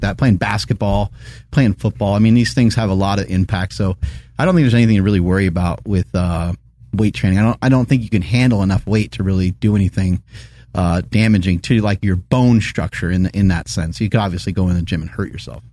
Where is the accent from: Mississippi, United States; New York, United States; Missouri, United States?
New York, United States; growing up in New York